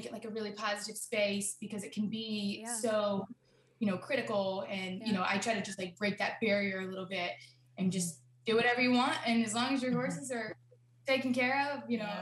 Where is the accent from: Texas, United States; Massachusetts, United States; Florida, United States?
Florida, United States; I've actually born and raised in Florida. Okay. Like, I'm a Florida girl, but my family, like, they're from Jersey